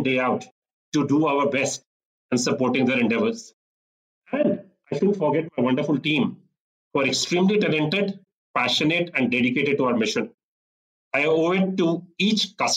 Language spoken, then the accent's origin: English; Chandigarh, India; moved away as an adult; also born or lived in Delhi / Singapore / London; now in Bengaluru, India; I spent my childhood in a small city. I grew up in Chandigarh